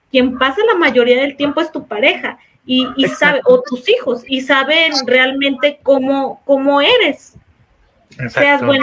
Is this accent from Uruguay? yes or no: no; Mexico; como los mexicanos decimos